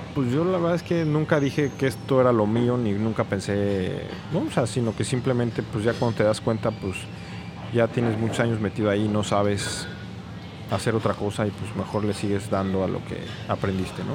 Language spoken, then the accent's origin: Spanish; Mexico City, Mexico; also born or lived in France; Yo crecí en la Ciudad de México siempre